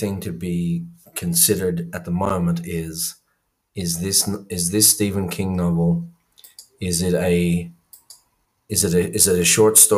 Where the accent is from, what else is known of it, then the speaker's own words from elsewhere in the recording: Ireland; I grew up in Ireland